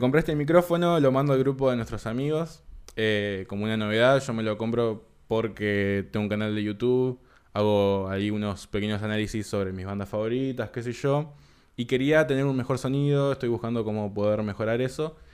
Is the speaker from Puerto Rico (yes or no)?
no; Uruguay; also born or lived in San Martín, Buenos Aires, Argentina / Tigre, Argentina; nací en Argentina, a los cuatro años me vine para Uruguay